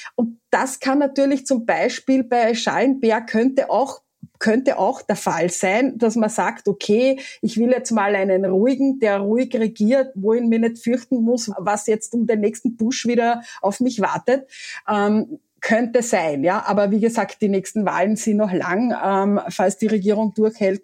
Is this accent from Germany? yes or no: no; Carinthia, Austria; ich bin Kärntnerin